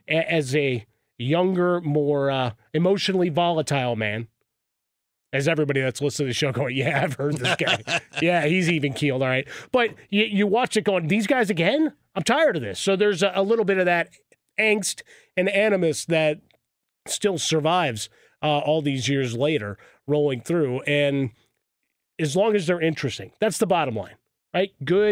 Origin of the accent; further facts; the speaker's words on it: Chicago, Illinois, United States; Growing up in Chicago, I could talk about it.